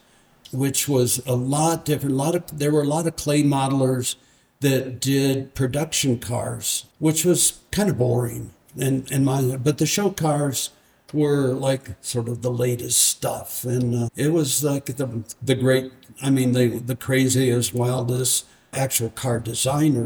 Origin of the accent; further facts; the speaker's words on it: Detroit, Michigan, United States; moved away as an adult; also born or lived in Santa Fe; now in Marfa, United States; I was born in Detroit, which I went to high school there